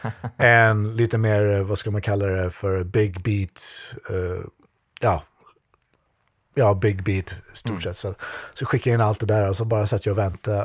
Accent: Skövde, Västra Götaland, Sweden; moved away as an adult; now in Japan; min hemstad Skövde

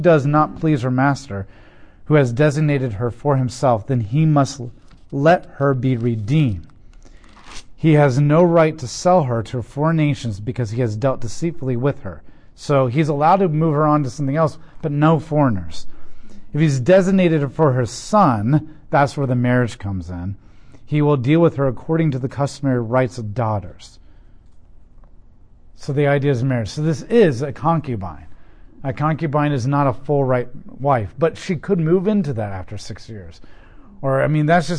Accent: United States; as an American

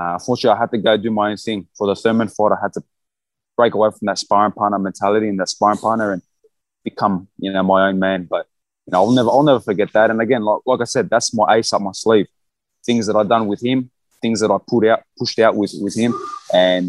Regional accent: Australia; I'm from Australia.

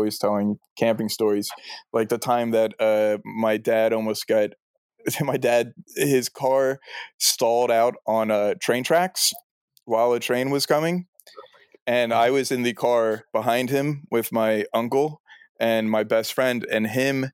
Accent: New Jersey, United States; moved away; also born or lived in New York; I grew up in New Jersey, South Jersey, which is the Garden State.

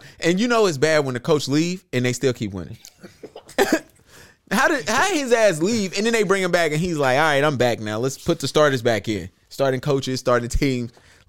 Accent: Charlotte, North Carolina, United States; I'm from Charlotte.

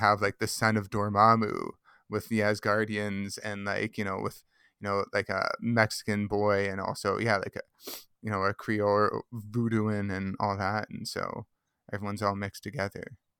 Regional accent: Mississauga, Ontario, Canada; I grew up in Mississauga

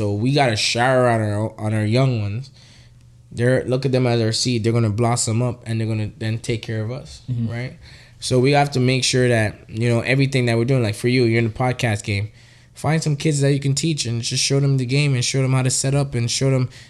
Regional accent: Trinidad & Tobago; now in Canada; I was a country boy. I'm not going to lie. I was born in Trinidad.

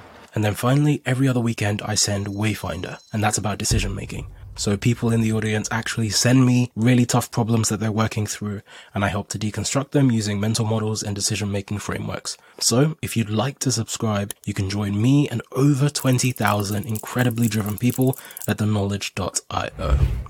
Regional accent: Nigeria; now in United Kingdom; I came to the UK from Nigeria

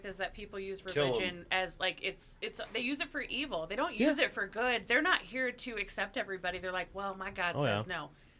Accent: Idaho, United States; growing up in Idaho

